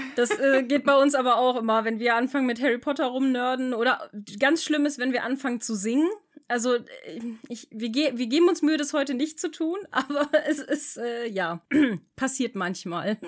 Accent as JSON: {"language": "German", "region": "Bremen", "country": "Germany", "said": "bei uns in Bremen"}